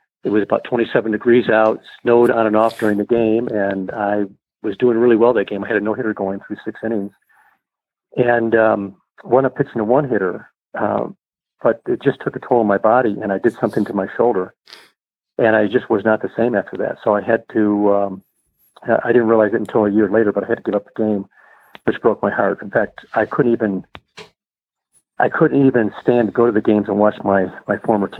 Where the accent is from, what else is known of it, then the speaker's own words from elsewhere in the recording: Jamestown, New York, United States; moved away as an adult; also born or lived in Provo, Utah; growing up in Jamestown and a great outdoor life there